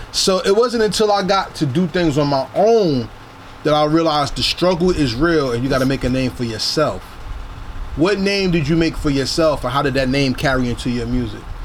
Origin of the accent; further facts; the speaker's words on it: New Jersey, United States; I'm from Jersey